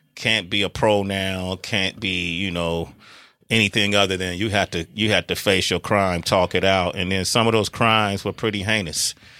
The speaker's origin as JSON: {"language": "English", "town": "Oakland", "region": "California", "country": "United States", "tie": "born or raised there", "said": "… and I grew up in Oakland, California"}